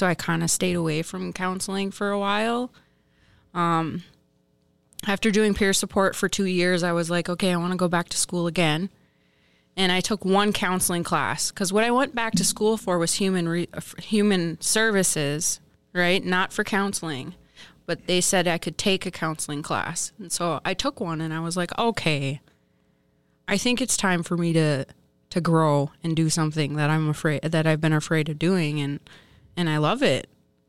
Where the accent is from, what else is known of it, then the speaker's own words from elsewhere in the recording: Minnesota, United States; now in Duluth, United States; I grew up on the Fond du Lac Reservation. Today I am living in Duluth.